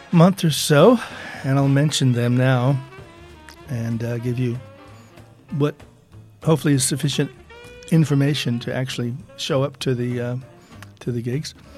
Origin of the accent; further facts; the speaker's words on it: Eugene, Oregon, United States; now in Liverpool, United Kingdom; while being a Liverpool resident, um, but not originally from Liverpool, I grew up in Eugene, Oregon